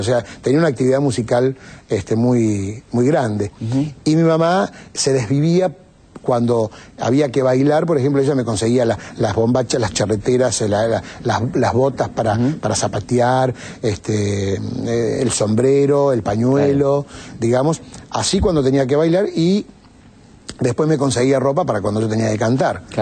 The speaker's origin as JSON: {"language": "Spanish", "town": "Cañada Rosquín", "region": "Santa Fe", "country": "Argentina", "tie": "born or raised there", "moved": "yes", "lives_now": "Buenos Aires, Argentina", "said": "un pueblo que se llama Cañada Rosquín, que es mi pueblo"}